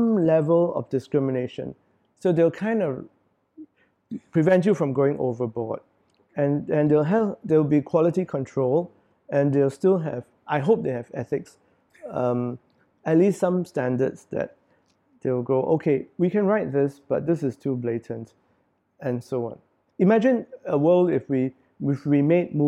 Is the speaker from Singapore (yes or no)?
yes; Singapore; As Singaporean, I write for Singaporeans because this is my country, and I'm a Singaporean.